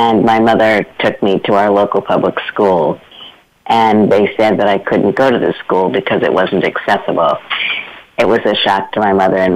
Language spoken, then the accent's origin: English; New York City, New York, United States; I grew up in Brooklyn, New York